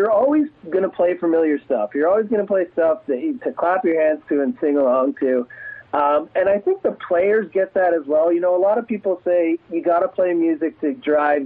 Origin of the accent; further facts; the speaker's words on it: Ontario, Canada; also born or lived in United States; now in Edmonton, Canada; I was born in the States. I grew up in Ontario, but I was born in the States.